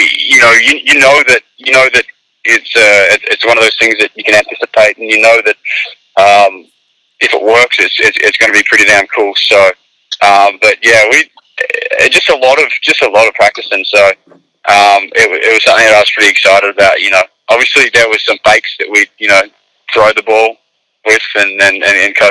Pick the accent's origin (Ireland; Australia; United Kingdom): Australia; moved away as an adult; also born or lived in Arkansas, United States / San Francisco, United States; now in United States; being Australian